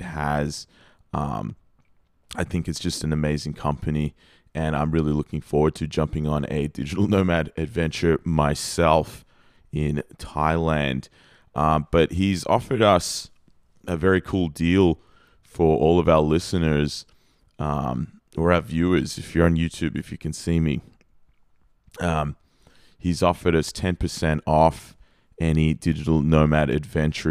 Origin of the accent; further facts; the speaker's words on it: Australia; I'm Australian